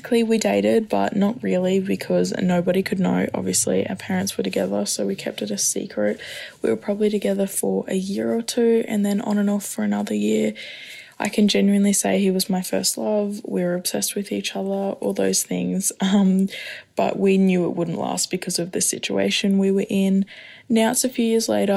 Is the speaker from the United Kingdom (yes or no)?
no; Australia; I'm from Australia and I'm 19.